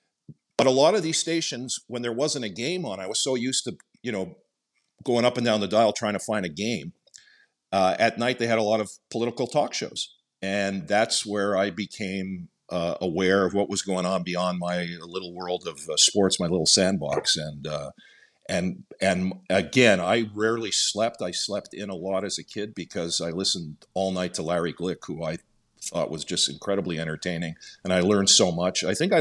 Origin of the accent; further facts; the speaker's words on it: Laval, Quebec, Canada; Yeah, Chamonix-Laval, just north of the city.